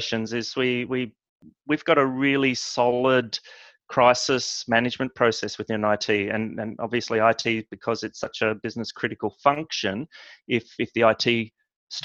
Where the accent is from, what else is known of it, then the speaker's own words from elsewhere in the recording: Australia; moved away as an adult; now in Scotland, United Kingdom; I'm born and raised in Australia.